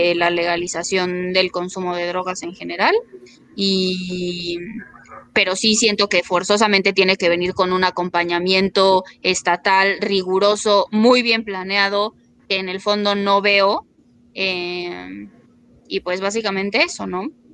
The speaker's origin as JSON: {"language": "Spanish", "country": "Mexico", "said": "somos un país que se caracteriza por el narcotráfico"}